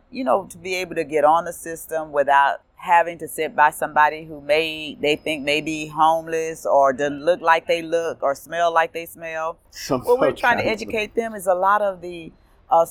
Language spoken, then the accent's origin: English; San Antonio, Texas, United States; San Antonio. I grew up in San Antonio